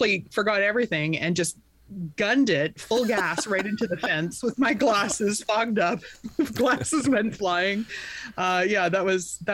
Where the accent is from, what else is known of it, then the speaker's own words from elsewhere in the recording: Vernon, British Columbia, Canada; born and raised in Vernon